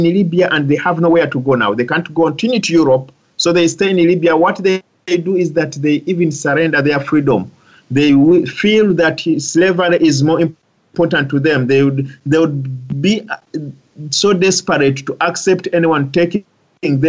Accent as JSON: {"language": "English", "country": "Uganda", "also_born_or_lived": "Dubai, United Arab Emirates", "moved": "yes", "lives_now": "United States", "said": "I come from Uganda"}